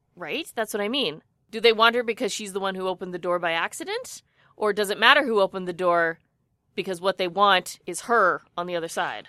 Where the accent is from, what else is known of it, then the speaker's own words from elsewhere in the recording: Edmonton, Alberta, Canada; my hometown